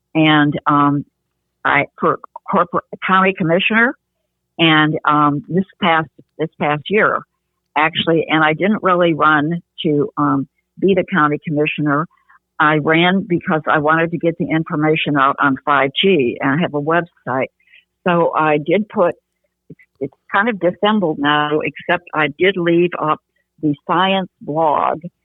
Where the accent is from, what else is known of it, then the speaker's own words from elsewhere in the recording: Grosse Pointe, Michigan, United States; also born or lived in Detroit, Michigan; now in Tulsa, United States; I uh, was born and raised in Grosse Pointe, Michigan